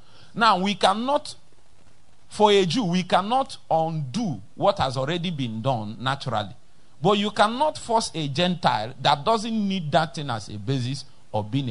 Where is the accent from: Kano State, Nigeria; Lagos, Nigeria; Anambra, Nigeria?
Anambra, Nigeria; Nnewi; I'm from Newi